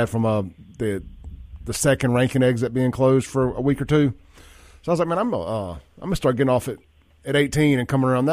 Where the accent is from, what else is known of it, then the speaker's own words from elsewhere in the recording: Jackson, Mississippi, United States; growing up in South Jackson.